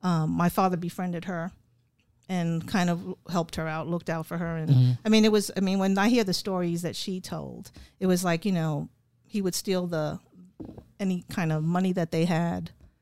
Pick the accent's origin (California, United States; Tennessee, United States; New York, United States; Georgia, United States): New York, United States; New York City; moved away; also born or lived in Pennsylvania; I was born in New York.